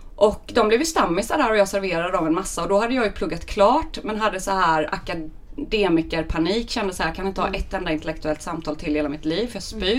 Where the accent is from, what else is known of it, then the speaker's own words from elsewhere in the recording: Väckelsång, Kronoberg County, Sweden; also born or lived in Lund; now in Stockholm, Sweden; tvättäkta smålänning från början. Uppvuxen i en eh, liten fantastisk by som heter Väckelsång